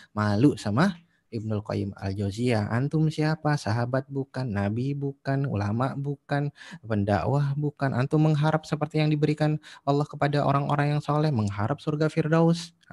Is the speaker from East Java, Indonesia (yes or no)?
yes; Jember, East Java, Indonesia; satu-satunya toko buku yang ada di kampung saya di Jember dulu itu ketika saya SMA itu Gramedia